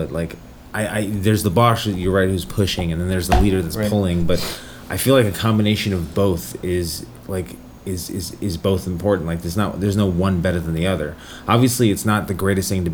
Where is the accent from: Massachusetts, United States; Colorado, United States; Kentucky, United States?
Colorado, United States; I'm from Colorado, so my team is the Colorado Avalanche